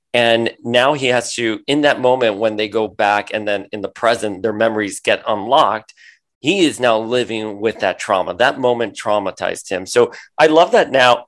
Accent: Miami, Florida, United States; I grew up in Miami

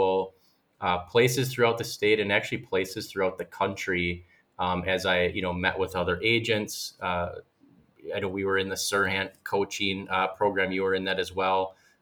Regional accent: West Bend, Wisconsin, United States; I'm originally from West Bend, and I was born and raised, still live there

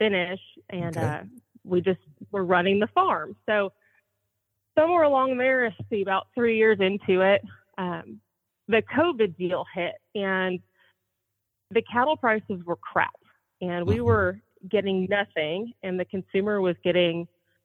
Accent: Southern California, United States; moved away as an adult; now in Oklahoma, United States; I was raised in Southern California.

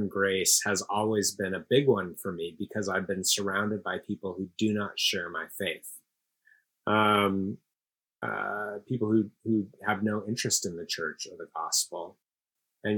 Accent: Seattle, Washington, United States; moved away as an adult; also born or lived in Princeton / New York City / Los Angeles / Amsterdam; now in Houston, United States; I grew up in Seattle, Washington

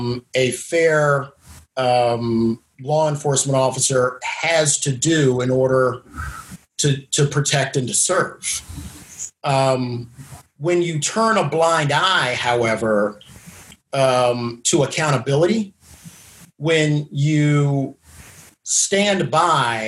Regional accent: Washington, District of Columbia, United States; Washington, D.C., my hometown

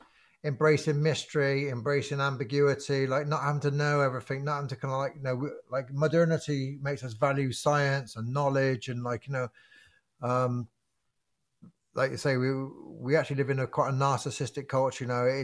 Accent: England, United Kingdom; I know my country, you know, I came from England, I know my country, and I've walked coast to coast the other way.

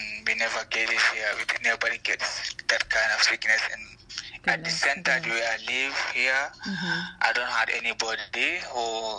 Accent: Gambia; English is a second language; also born or lived in Italy; now in Sint-Truiden, Belgium; I'm from Gambia. I'm the type of Fulani. I was been in Italy for 2 years back, but now, since last year, I'm in Belgium. I live in one small city called Sint-Truiden.

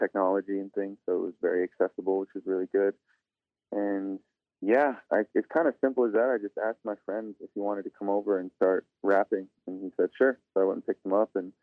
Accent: Sioux Falls, South Dakota, United States; also born or lived in Pine Ridge Reservation, South Dakota; I grew up in South Dakota. I grew up on the east side in Sioux Falls

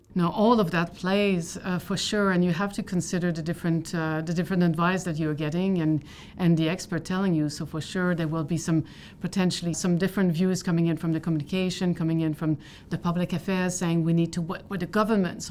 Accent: Canada; I'm Canadian

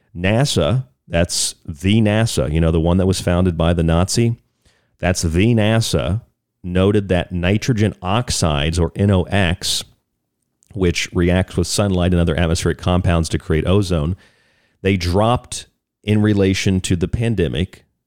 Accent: Florida, United States; I'm from Florida, so I grew up with there, with there are a lot of hurricanes

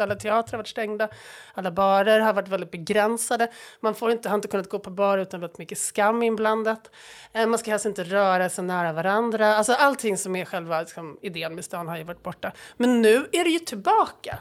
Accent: Stockholm suburb, Stockholm County, Sweden; jag är stockholmare och jag är född i en kranskommun

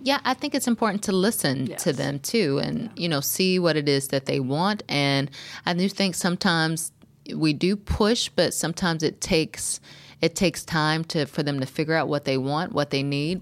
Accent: North Carolina, United States; moved away; also born or lived in Berkeley, California; I grew up in North Carolina

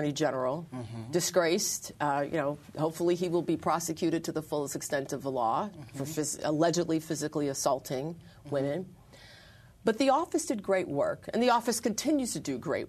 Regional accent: Buffalo, New York, United States; my hometown of Buffalo

